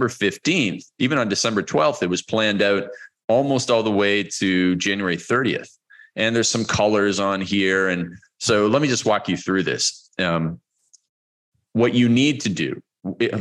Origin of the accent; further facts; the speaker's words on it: Toronto, Ontario, Canada; moved away as an adult; now in Cancun, Mexico; We're originally from Vancouver, which is where my wife is from, and Toronto area, which is where I am from